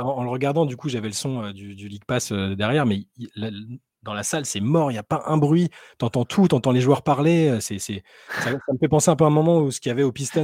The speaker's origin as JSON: {"language": "French", "country": "France", "said": "on est français"}